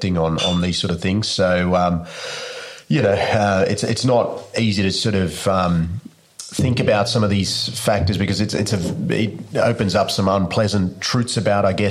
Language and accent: English; Jaffna, Northern Province, Sri Lanka; moved away; I was born in Jaffna, Sri Lanka, which is the northern part of Sri Lanka. I'm a Tamil Sri Lankan by birth